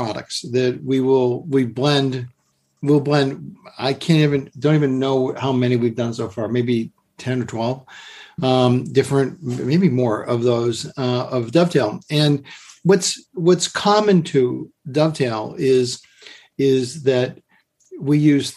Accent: Massachusetts, United States; now in Kentucky, United States; I grew up in Massachusetts, and the beach was a big part of my childhood

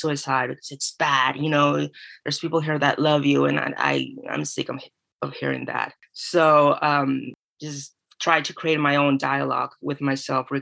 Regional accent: Venezuela; moved away as an adult; also born or lived in California / Florida; now in St. Petersburg, United States; I'm from Venezuela. I lived there till I was 17.

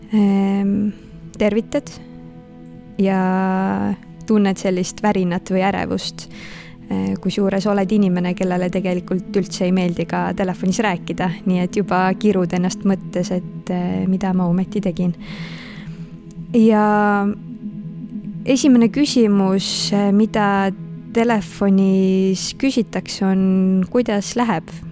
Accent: Northern Estonia, Estonia; moved away; also born or lived in Tartu; ma ise olen Põhja-Eestist pärit

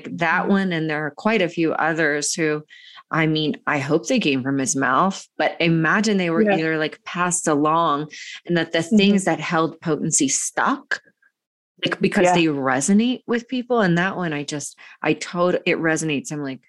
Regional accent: Georgia, United States; I grew up in Georgia going to the, you know, church.

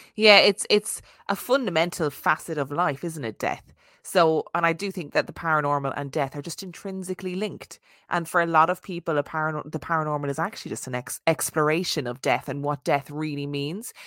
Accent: Ireland; being Irish Catholic

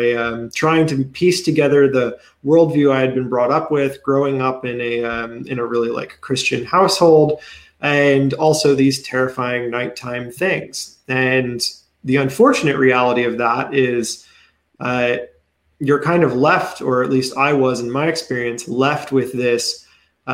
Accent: Pennsylvania, United States; moved away as an adult; now in Maryland, United States; I'm actually from Pennsylvania, so I'm an out-of-stater myself. I just recently moved here.

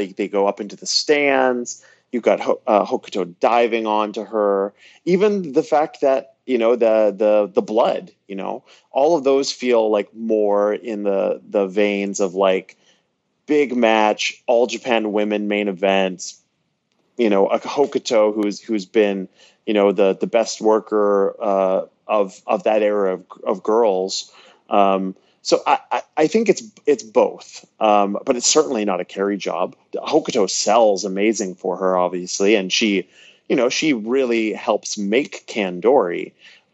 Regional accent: Canada; I'm Canadian

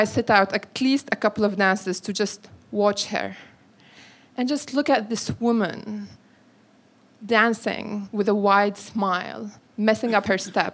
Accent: Syria; moved away as an adult; now in London, United Kingdom; As a Syrian who's been living in London for 8 years

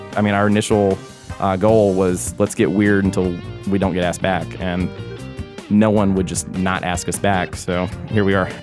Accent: Augusta, Georgia, United States; moved away as an adult; also born or lived in New York; born and raised in Augusta, took a detour to New York, uh, moved back here.

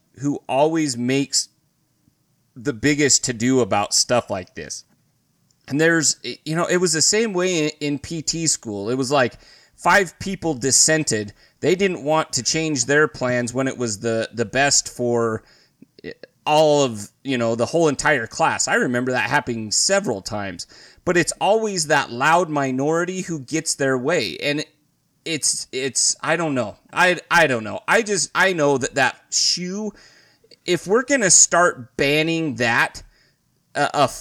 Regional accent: Idaho, United States; I grew up in Idaho.

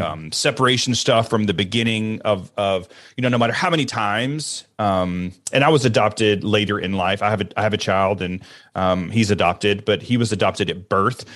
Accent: Alabama, United States; I grew up in Alabama, and I grew up in the church

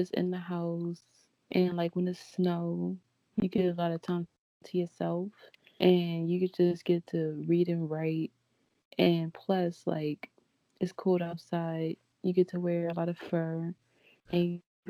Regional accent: Baltimore, Maryland, United States

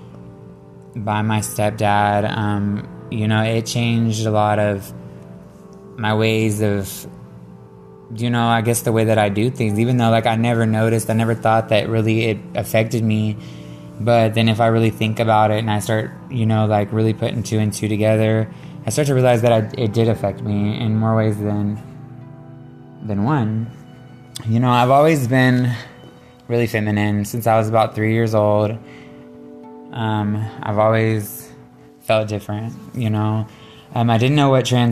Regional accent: Shepherd, Texas, United States; also born or lived in Conroe, Texas; growing up, I lived in a small town just north of Houston called Shepherd, Texas

